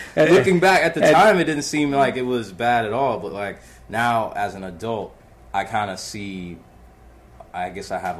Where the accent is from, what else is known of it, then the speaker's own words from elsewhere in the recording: Maryland, United States; also born or lived in Southeast Anacostia, Washington, D.C. / Silver Spring / Gaithersburg / Rockville; by the time I was, a teenager, I was living in different parts of Maryland, Silver Spring, Gaithersburg. And then eventually my mom settled down in, Rockville. Mm-hmm. And that's where I went to high school.